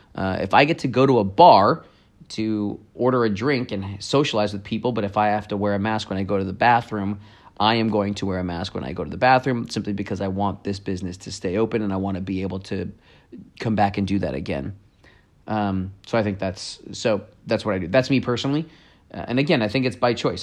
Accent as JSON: {"language": "English", "town": "Campbell", "region": "California", "country": "United States", "tie": "born or raised there", "said": "my hometown, Campbell"}